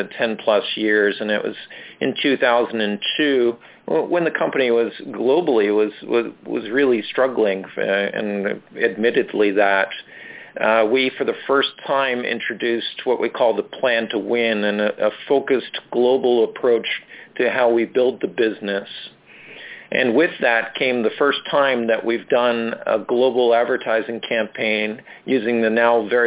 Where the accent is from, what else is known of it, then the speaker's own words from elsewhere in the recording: Shad Bay, Nova Scotia, Canada; moved away as an adult; also born or lived in Halifax; now in Toronto, Canada; I grew up in a place called Shad Bay, which is originally a fishing village about halfway between Halifax and the tourism destination Peggy's Cove.